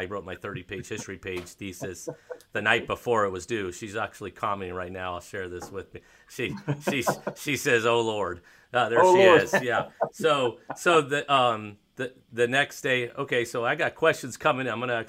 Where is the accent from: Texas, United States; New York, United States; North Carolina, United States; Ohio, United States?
North Carolina, United States; Raleigh; also born or lived in San Jose, California; So I'm originally from San Jose, California. Okay. So the Niners were my team, and when we moved to Raleigh when I was seven.